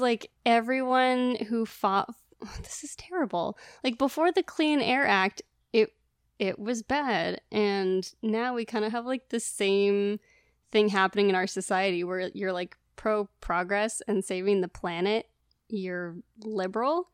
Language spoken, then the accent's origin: English; Northern California, United States; I grew up in Northern California